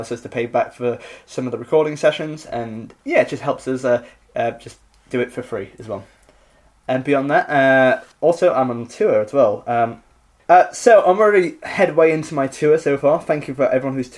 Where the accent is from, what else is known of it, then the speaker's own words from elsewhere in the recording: Richmond, United Kingdom; in Richmond, doing my hometown special.